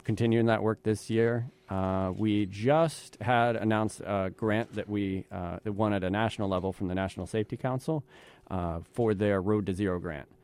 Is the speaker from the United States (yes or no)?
yes; Midwest, United States; also born or lived in the South; now in East Coast, United States; I was born and raised in the Midwest, and I'm a transplant to the East Coast